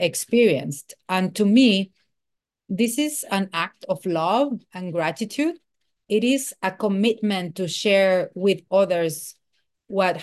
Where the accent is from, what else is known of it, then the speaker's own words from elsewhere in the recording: Mexico City, Mexico; I am from Mexico City